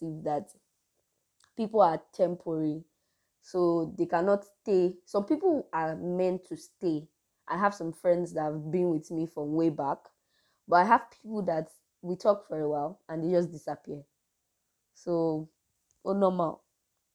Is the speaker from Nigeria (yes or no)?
yes; Nigeria; I'm a Nigerian, so we just really have dry season and cold season